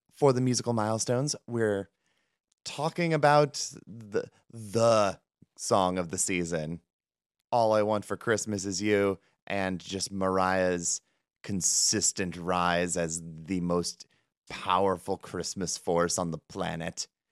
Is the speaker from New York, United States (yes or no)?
no; Cleveland, Ohio, United States; I'm from the Cleveland area